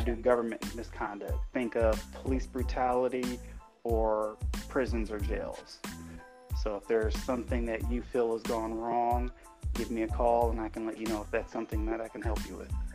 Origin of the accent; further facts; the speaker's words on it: Fort Wayne, Indiana, United States; grew up, born and raised in Fort Wayne